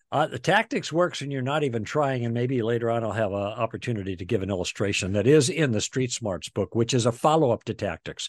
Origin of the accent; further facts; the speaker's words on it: Chicago, Illinois, United States; moved away as an adult; also born or lived in Michigan / Los Angeles; We're from the Midwest. We grew up in Chicago.